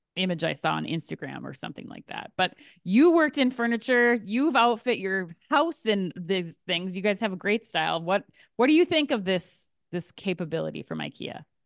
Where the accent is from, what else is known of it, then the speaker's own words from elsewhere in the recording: Minnesota, United States; as a Minnesotan